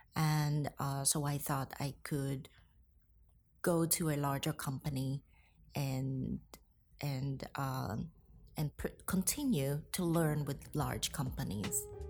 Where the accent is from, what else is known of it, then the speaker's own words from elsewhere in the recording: Hong Kong; moved away as an adult; also born or lived in Philippines; now in New York, United States; I was born in Hong Kong. My mother is Filipina, so I got the privilege to live both in Hong Kong and in the Philippines during my childhood